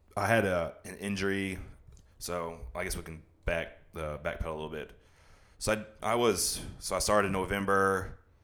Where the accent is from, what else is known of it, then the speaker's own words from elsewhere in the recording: The Woodlands, Texas, United States; also born or lived in DeSoto, Texas / Dallas, Texas; I'm from the, from Dallas. I lived in DeSoto till I was six, and my dad's job transferred him to Houston. That's when we moved to the Woodlands